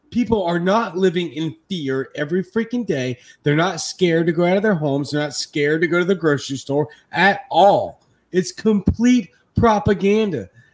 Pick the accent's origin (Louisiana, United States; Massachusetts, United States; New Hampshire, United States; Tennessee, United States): Louisiana, United States; Baton Rouge; now in Jackson, United States; I'm in Mississippi. I'm from Baton Rouge, Louisiana, and I'm in Jackson, Mississippi.